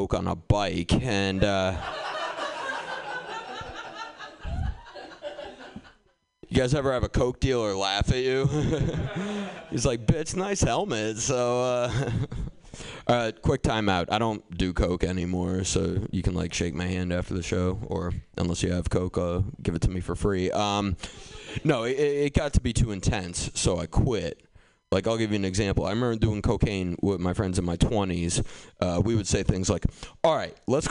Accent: Boston, Massachusetts, United States; I grew up in Boston

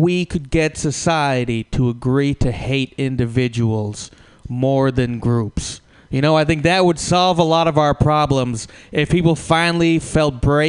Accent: California, United States; just because I'm from California, you know.

